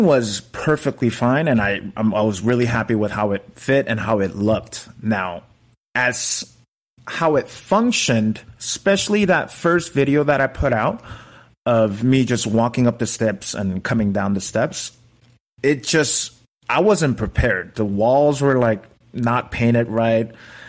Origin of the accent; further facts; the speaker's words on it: United States; I'm Korean American.